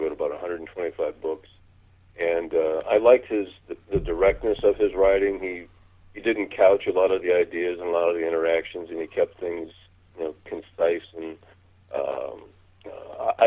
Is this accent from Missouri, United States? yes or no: yes; Missouri, United States; I grew up in Missouri